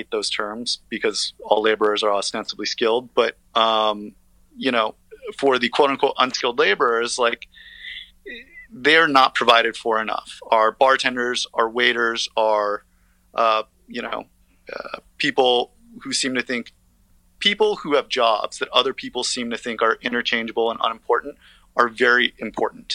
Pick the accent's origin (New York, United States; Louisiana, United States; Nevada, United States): Nevada, United States; Las Vegas; now in Brooklyn, United States; my hometown